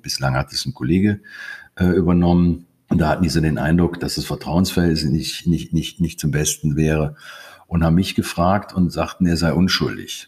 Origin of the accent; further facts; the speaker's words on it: Krefeld, North Rhine-Westphalia, Germany; moved away as an adult; also born or lived in Konstanz; now in Lake Constance, Germany; ich bin in Krefeld geboren